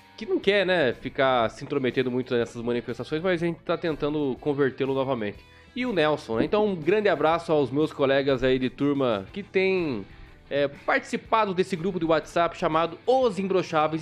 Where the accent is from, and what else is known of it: Paraná, Brazil; accent: leite quente (Paraná/Curitiba accent)